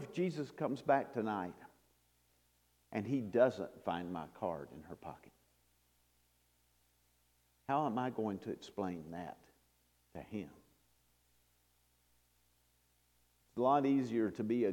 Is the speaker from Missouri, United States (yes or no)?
no; North Carolina, United States; I'm not from New Orleans, I'm from North Carolina